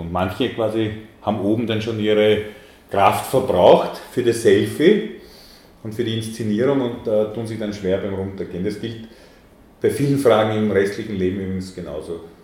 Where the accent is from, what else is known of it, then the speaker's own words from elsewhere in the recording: Vienna, Austria; Ich bin am Stadtrand von Wien aufgewachsen